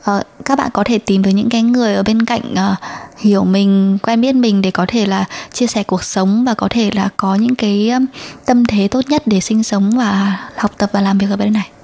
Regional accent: Vietnam; now in Taiwan; người Việt Nam ở Đài Loan

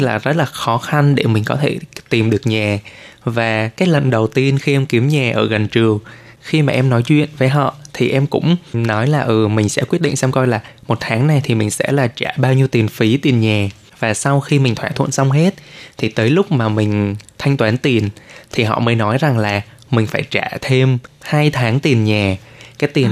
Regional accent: Vietnam; now in Taiwan; mình là người Việt

